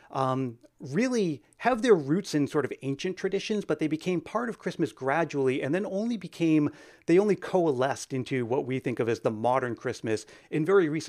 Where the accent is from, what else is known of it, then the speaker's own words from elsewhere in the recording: Northeast, United States; Where uh, I'm from the Northeast, I don't know where you guys are from, but we had this uh, department store called Service Merchandise